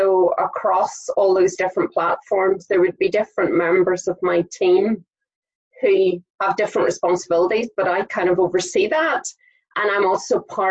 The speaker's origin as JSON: {"language": "English", "town": "Saintfield", "region": "Northern Ireland", "country": "United Kingdom", "tie": "born or raised there", "said": "I grew up in Saintfield, but I've been in various other places throughout my time."}